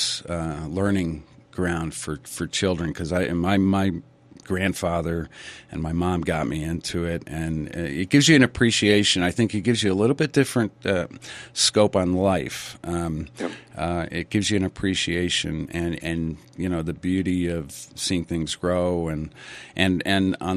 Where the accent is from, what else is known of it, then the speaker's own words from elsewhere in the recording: New England, United States; growing up in New England and through the 60s